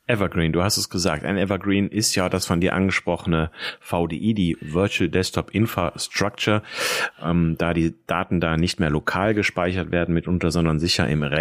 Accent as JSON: {"language": "German", "region": "Rhineland", "country": "Germany", "said": "Ein alter Schlager hier aus dem Rheinland, wo ich herkomme."}